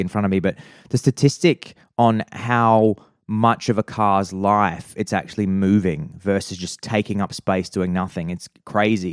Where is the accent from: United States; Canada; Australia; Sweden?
Australia; Adelaide, South Australia; I grew up in Prospect in, uh, in, in, uh, in Adelaide